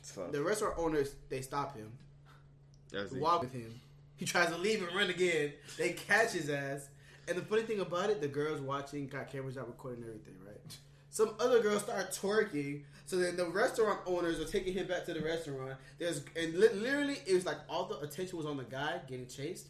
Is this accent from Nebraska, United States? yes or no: no; Florida, United States; we're from Florida.